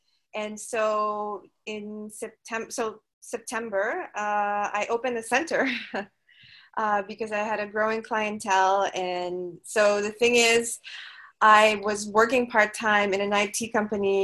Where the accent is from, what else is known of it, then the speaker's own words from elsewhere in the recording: Manila, Metro Manila, Philippines; moved away as an adult; now in Cebu, Philippines; I'm actually from Manila